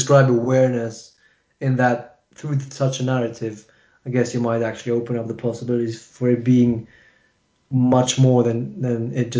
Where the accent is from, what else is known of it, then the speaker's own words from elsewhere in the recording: Kuwait City, Capital Governorate, Kuwait; born there; No, I wasn't born there. I was born in Kuwait.